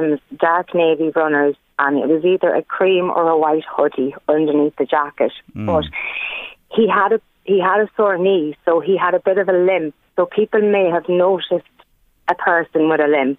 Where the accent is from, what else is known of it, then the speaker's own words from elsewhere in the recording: Ireland; We grew up in Parnell Park